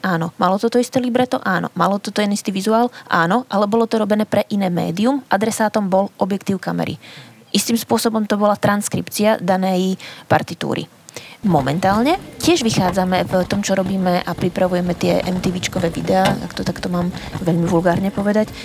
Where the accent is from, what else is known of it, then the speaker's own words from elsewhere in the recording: Spiš, Slovakia; Ja som dievčinka zo Spiša